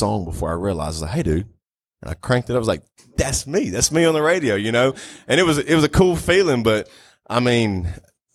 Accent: Northeast Louisiana, United States; I grew up in Northeast Louisiana.

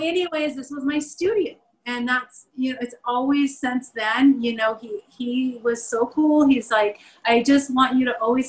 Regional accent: Southwest, United States; you know, born and raised in the Southwest, it's really hard to embrace that there.

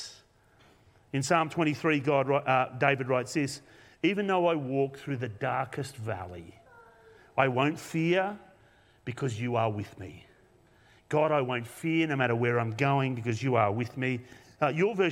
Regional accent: Australia; from Australia

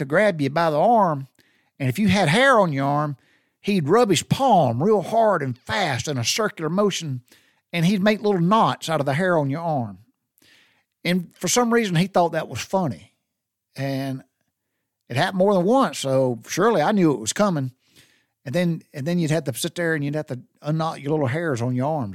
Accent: Butler, Georgia, United States; I grew up in Taylor County, I grew up in Butler, Georgia

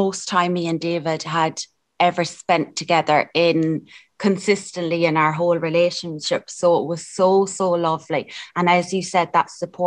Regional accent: Mayo, Connacht, Ireland; moved away as an adult; also born or lived in Dublin / Canada; we're both from Mayo

